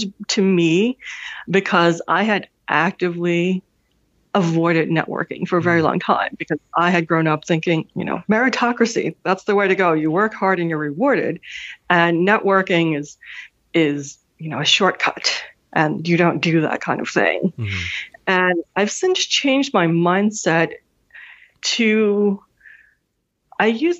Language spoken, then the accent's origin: English; New York City, New York, United States; also born or lived in Hanover, New Hampshire; I am a Manhattan girl. Mm-hmm. I grew up in New York City